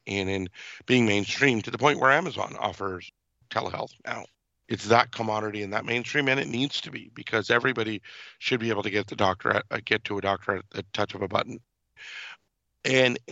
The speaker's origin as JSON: {"language": "English", "town": "Irvine", "region": "California", "country": "United States", "tie": "born or raised there", "also_born_or_lived": "Mumbai, India", "said": "I was born in Mumbai, India. I had the privilege of growing up in South Orange County, California, and Irvine."}